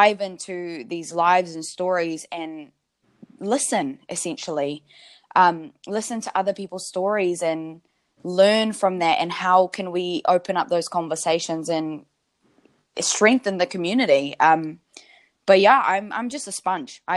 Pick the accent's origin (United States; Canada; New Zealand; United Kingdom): New Zealand; born or raised there